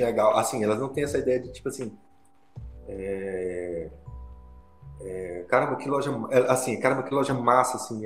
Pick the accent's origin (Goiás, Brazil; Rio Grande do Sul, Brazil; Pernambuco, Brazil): Pernambuco, Brazil; Petrolina; now in Brasília, Brazil; lá na minha cidade, Petrolina